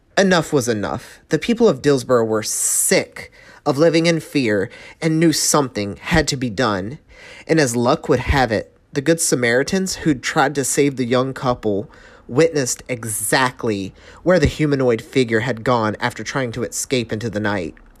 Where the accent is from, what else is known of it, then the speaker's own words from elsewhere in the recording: North Carolina, United States; accent: Southern; moved away as an adult; I'm a Southern Belle. I was born and raised in North Carolina. Uh, lived there for the first twenty-five, twenty-six, twenty-seven ye, ish years of my life